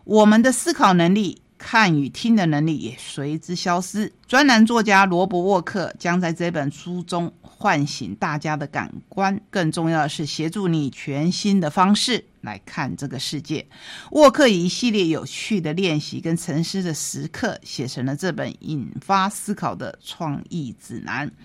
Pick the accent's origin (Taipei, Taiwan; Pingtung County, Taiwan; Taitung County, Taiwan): Taitung County, Taiwan; Taitung; 我是台东人